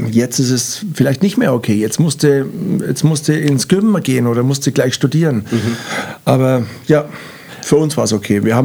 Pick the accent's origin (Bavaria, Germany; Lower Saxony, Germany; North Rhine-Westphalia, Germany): Bavaria, Germany; Rednitzhembach; also born or lived in Nuremberg; aber aufgewachsen in Rednitzembach. Und ja, habe ich noch einen Bruder und da hat man eine schöne Jugend bei uns im kleinen Dorf Rednitzembach.